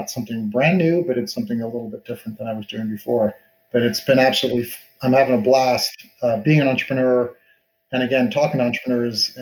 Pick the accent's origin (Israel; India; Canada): Canada; Montreal, Quebec; moved away as an adult; also born or lived in New York, United States; now in Silicon Valley, United States; I grew up in Montreal